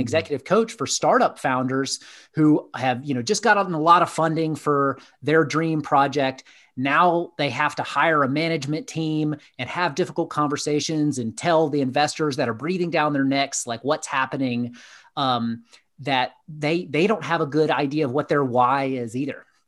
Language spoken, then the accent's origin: English; Atlanta, Georgia, United States; I grew up in Southeast, uh, United States in Atlanta, Georgia